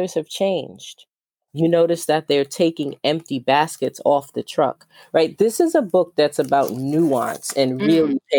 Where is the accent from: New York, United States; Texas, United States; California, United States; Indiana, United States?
New York, United States; I'm from New York.